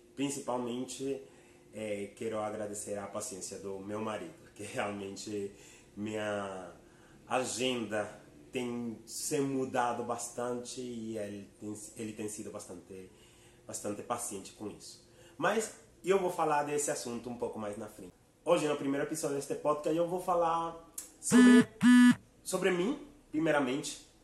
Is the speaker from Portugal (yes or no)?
no; Venezuela; Portuguese is a second language; moved away as an adult; also born or lived in Manaus, Brazil; now in São Paulo, Brazil